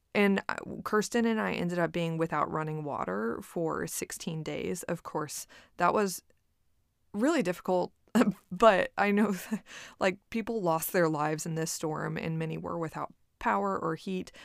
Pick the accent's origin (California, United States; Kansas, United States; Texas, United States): Texas, United States; Corpus Christi; moved away as an adult; now in Austin, United States; my hometown of Corpus Christi